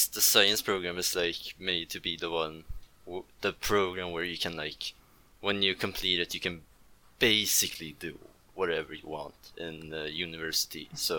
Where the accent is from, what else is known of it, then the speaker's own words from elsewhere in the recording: Stockholm, Stockholm County, Sweden; I'm from Stockholm, other side of Sweden.